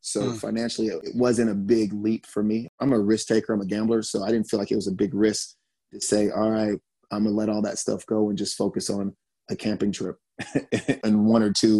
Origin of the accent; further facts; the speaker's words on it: Germany; born there; I was born in Germany. So traveling has always been part of my life.